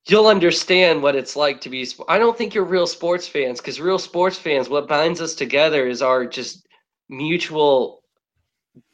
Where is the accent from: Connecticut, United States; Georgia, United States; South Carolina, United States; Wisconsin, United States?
Georgia, United States; Atlanta; I'm from Atlanta